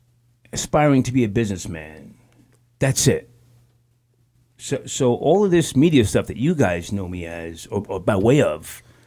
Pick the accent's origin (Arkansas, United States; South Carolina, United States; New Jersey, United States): New Jersey, United States; Scotch Plains; I'm from New Jersey. The beautiful suburbs, Scotch Plains.